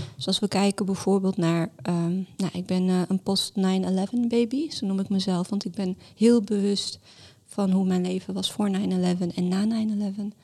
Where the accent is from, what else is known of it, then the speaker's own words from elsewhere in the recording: Amsterdam, North Holland, Netherlands; also born or lived in Larache, Morocco / Mascara, Algeria; now in Rotterdam, Netherlands; ik ben getogen in Amsterdam, ik ben geboren in Laresh in Marokko